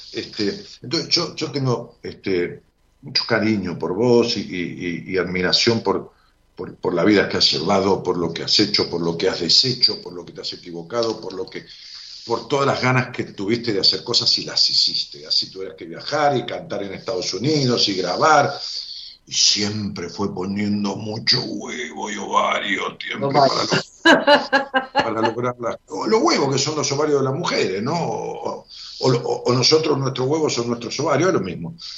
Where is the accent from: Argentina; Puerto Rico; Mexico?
Argentina; Ramos Mejía, Buenos Aires Province; mi ciudad, Ramón Mejía